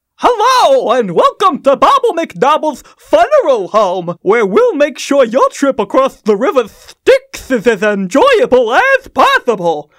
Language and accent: English; Midwest, United States; I'm saying this as a Midwesterner